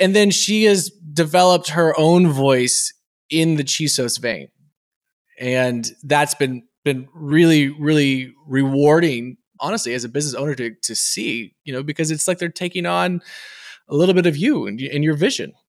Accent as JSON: {"language": "English", "region": "Texas", "country": "United States", "said": "as a Texan"}